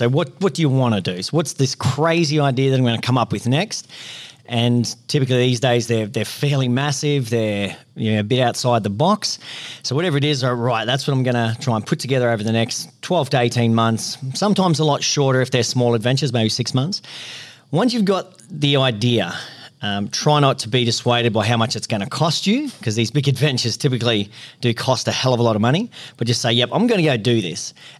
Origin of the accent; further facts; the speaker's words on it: Queensland, Australia; also born or lived in Northern Territory; Yeah, well, mate, I grew up sort of in the Northern Territory in central Queensland, a bit of a country kid.